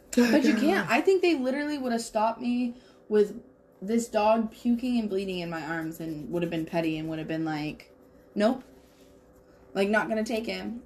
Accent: Washington, United States; moved away; in Washington, like just my hometown is literally surrounded by three huge fires.

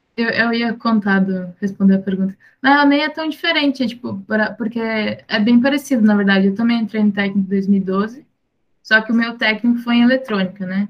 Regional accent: São Leopoldo, Rio Grande do Sul, Brazil; eu sou do Rio Grande do Sul, de São Leopoldo

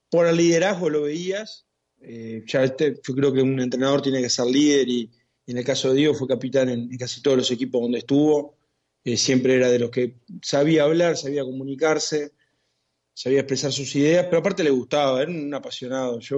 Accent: Montevideo, Uruguay; es del barrio acá del Prado también, en realidad él es del Cerro, pero el, club es, de acá del, barrio donde, yo me crié.

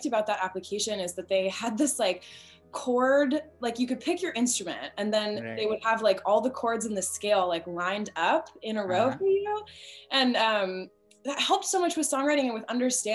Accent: Oakland, California, United States; moved away; I grew up in Oakland, California, and went to a performing arts school out there

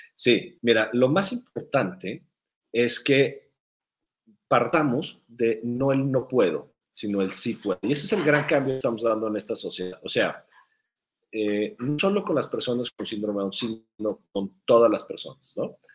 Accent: Guadalajara, Jalisco, Mexico; la primera vez que yo me acuerdo, muy chiquito, de ir a unos tacos aquí en la ciudad de Guadalajara.

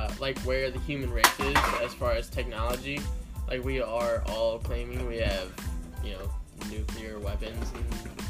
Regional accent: United States; as an American

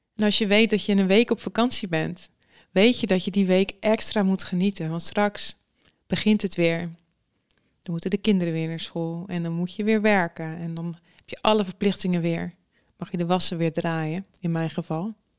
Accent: Netherlands; wij als Nederlanders

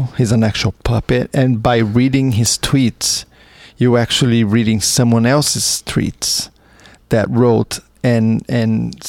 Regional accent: Brazil; moved away; I'm from Brazil originally

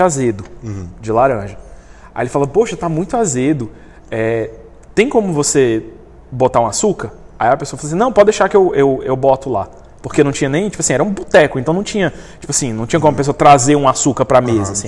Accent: Brazil; eu sou brasileiro

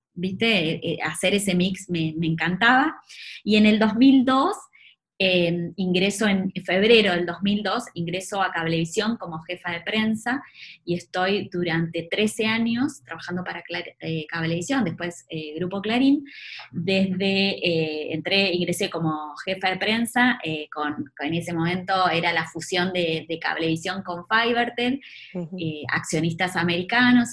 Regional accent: Maipú, Buenos Aires Province, Argentina; moved away; salí de, de Maipú, un pueblo de, la provincia de Buenos Aires

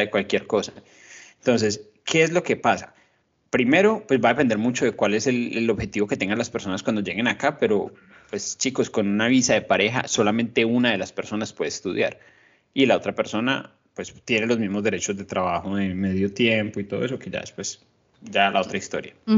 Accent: Colombia; moved away; nosotros como colombianos

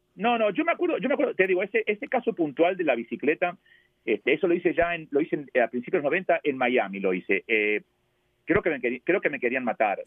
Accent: Argentina; born or raised there; also born or lived in New York, United States; now in United States

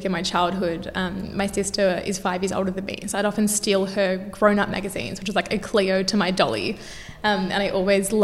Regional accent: Melbourne, Victoria, Australia; also born or lived in Perth; I was actually born in Perth, but I grew up in Melbourne.

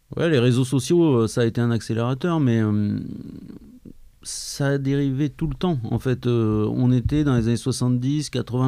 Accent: Clermont-Ferrand, Auvergne-Rhône-Alpes, France; je viens de Clermont-Ferrand

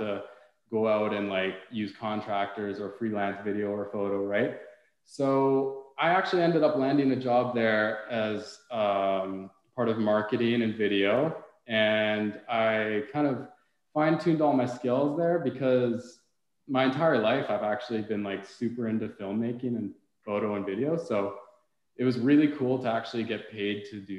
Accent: Prince George, British Columbia, Canada; moved away as an adult; now in Vernon, Canada; I'm originally from Prince George up north. If you've ever been, it's kind of a smaller town compared to the entire Okanagan as a whole, but it's still a fairly big city. I grew up there, was born and raised

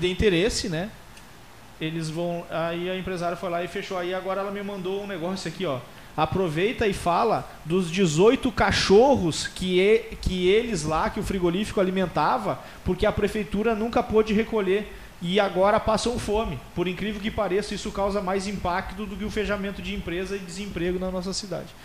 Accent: Alegrete, Rio Grande do Sul, Brazil; moved away as an adult; now in Pelotas, Brazil; Eu sou natural de Alegrete e eu vim morar em Pelotas para fazer faculdade

